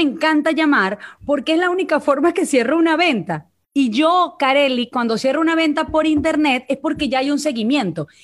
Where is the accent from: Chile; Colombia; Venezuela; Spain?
Venezuela; accent: Venezuelan; moved away as an adult; now in Mexico; mi acento es venezolano